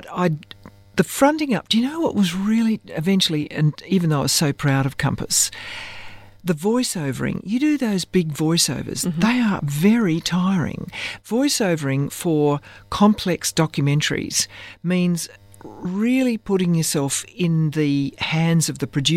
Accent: Australia; I'm essentially an Australian woman

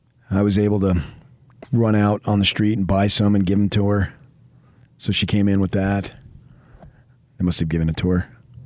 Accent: Arizona, United States; now in California, United States; growing up in the Phoenix area, and then it was my first year in California when I got the job

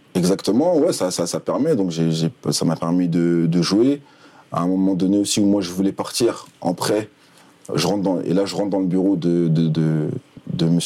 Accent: Paris, Île-de-France, France; moved away as an adult; je suis parisien

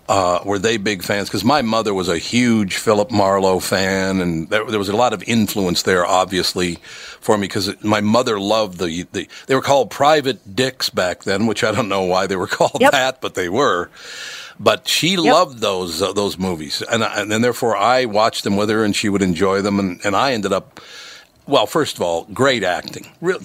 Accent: Minnesota, United States; I was born in Minnesota, grew up in Minnesota, and I do remember reading those books as a kid

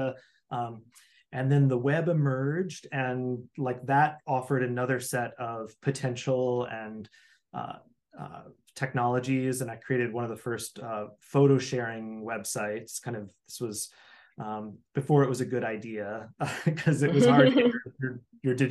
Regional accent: Midwest, United States; I grew up in the Midwest

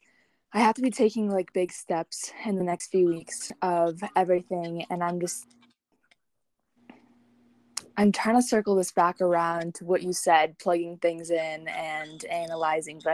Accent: Michigan, United States; now in Colorado, United States; I'm from Michigan, but I'm living in Colorado, and I'll be heading out to Washington.

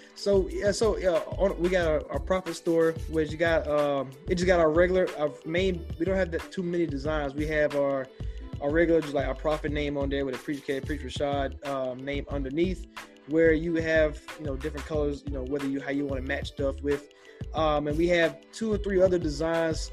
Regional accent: Augusta, Georgia, United States; I'm from Augusta, so it's right there on the border

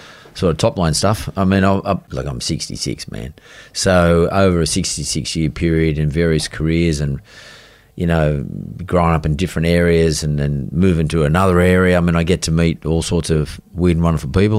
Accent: Sydney, New South Wales, Australia; So they moved to Punchbowl, and I was born in Punchbowl.

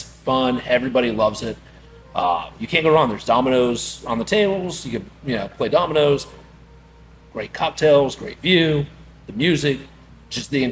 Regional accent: Kentucky, United States; now in Florida, United States; I grew up in Kentucky

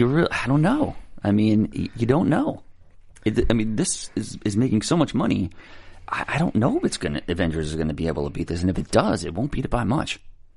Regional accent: New York, United States; I'm from New York.

